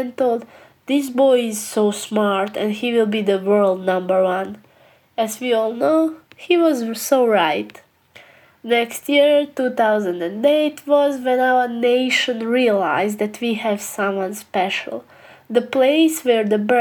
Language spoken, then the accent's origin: English; Bosnia & Herzegovina; I come from Bosnia, a small country in Europe.